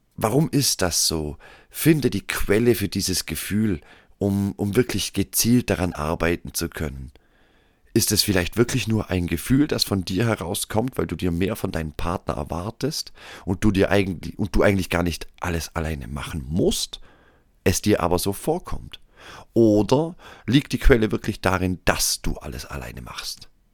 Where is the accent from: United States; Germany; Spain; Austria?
Austria; hier bei uns in Österreich